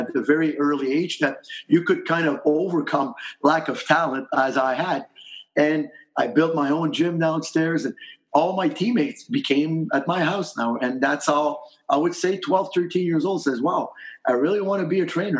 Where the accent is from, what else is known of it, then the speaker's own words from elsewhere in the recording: Lachine, Quebec, Canada; From Lachine, and that's kind of a steel working little factory kind of city, but hockey is a passion there.